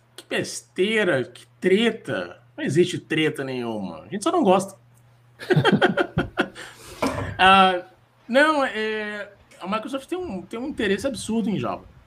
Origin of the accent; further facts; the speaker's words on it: Florianópolis, Santa Catarina, Brazil; moved away; also born or lived in Rio de Janeiro / São Paulo; eu nasci em Floripa, eu fui morar no Rio de Janeiro, em São Paulo